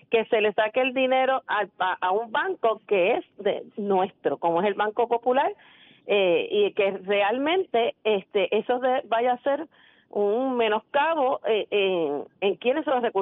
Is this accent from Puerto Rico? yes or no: yes; Puerto Rico; yo sigo siendo orgullosa puertorriqueña